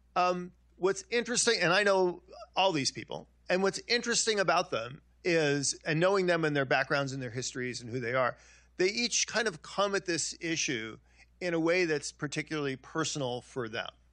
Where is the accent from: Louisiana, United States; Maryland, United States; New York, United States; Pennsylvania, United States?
New York, United States; Long Island; I'm a Italian kid. I grew up in Long Island